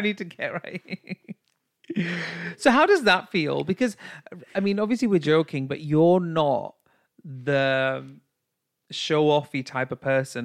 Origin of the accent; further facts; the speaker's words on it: United Kingdom; I'm a classy British bitch